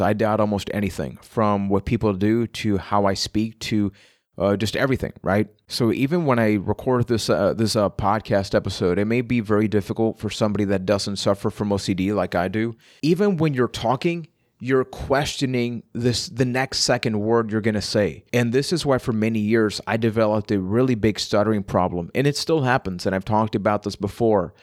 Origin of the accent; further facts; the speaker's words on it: Puerto Rico; I am from Puerto Rico